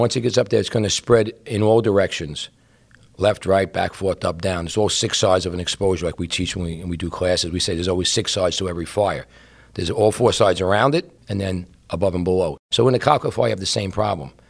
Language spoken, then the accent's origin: English; New York City, New York, United States; I grew up in Brooklyn, and my building was like a U-shaped.